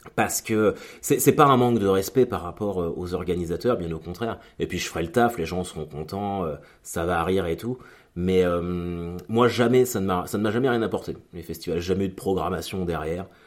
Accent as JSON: {"language": "French", "town": "Caen", "region": "Normandy", "country": "France", "said": "On est de Caen tous les deux. On est nés en 83 tous les deux"}